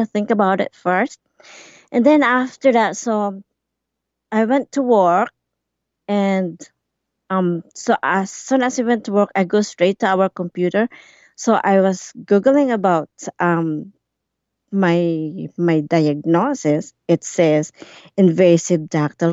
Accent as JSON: {"language": "English", "region": "Alberta", "country": "Canada", "moved": "as an adult", "lives_now": "Campbell River, Canada", "said": "I'm from Alberta, and then we moved here in 2014"}